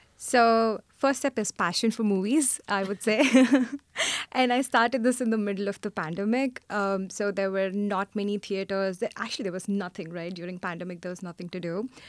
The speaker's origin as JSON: {"language": "English", "country": "India", "moved": "yes", "lives_now": "New York City, United States", "said": "I'm originally from India"}